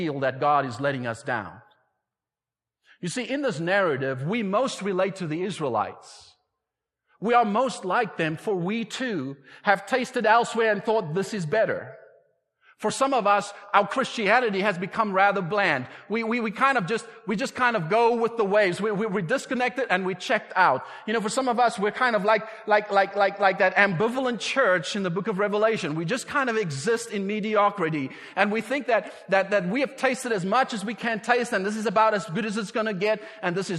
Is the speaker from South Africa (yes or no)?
yes; South Africa; moved away; I was raised in South Africa